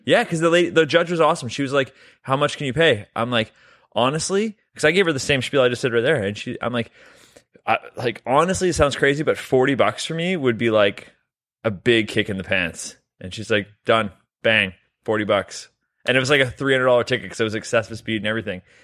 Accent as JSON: {"language": "English", "country": "Canada", "said": "We're both Canadian."}